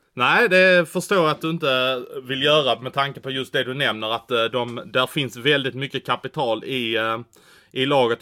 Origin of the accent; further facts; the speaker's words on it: Malmö, Skåne, Sweden; det finns ju en sportchef här i min hemstad som jag jobbar väldigt nära och det är ju Patrik Sylvegård